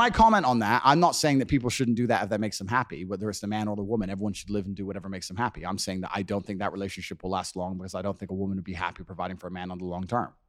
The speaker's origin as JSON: {"language": "English", "town": "Luton", "region": "East of England", "country": "United Kingdom", "tie": "born or raised there", "moved": "yes", "said": "When I was growing up in Luton in England"}